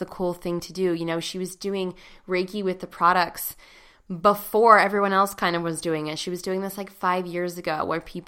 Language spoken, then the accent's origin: English; Pittsburgh, Pennsylvania, United States; right here in Pittsburgh, my hometown